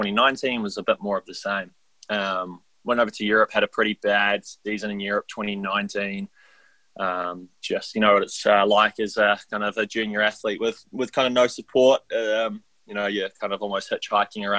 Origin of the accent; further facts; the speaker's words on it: Taupo, Waikato, New Zealand; also born or lived in England; my hometown